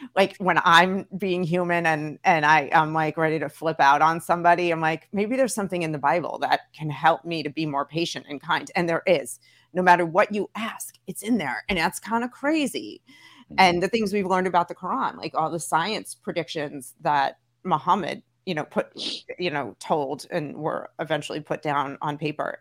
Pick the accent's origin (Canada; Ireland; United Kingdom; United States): United States; New York City, New York; I grew up in Brooklyn, so like I had a ton of Jewish friends